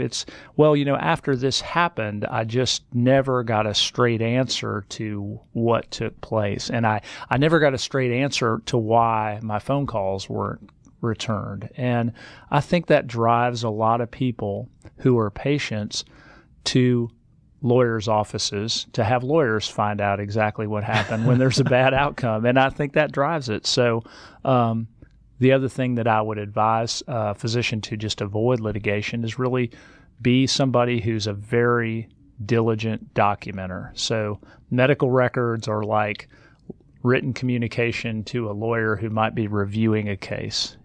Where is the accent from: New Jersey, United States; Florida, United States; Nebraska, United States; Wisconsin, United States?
Nebraska, United States; now in Georgia, United States; I grew up in Nebraska